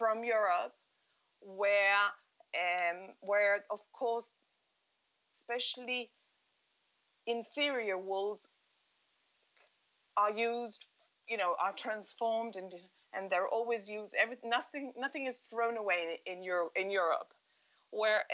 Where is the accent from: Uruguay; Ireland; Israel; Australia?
Uruguay; Montevideo; also born or lived in Sussex, United Kingdom; I grew up in Montevideo, and I went to the British school